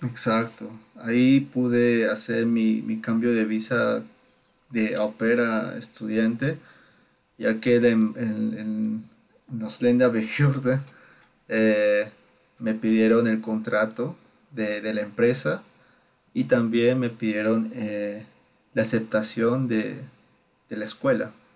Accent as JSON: {"language": "Spanish", "region": "Lima", "country": "Peru", "moved": "as an adult", "lives_now": "Baden-Württemberg, Germany", "said": "yo soy de Perú, de, Lima"}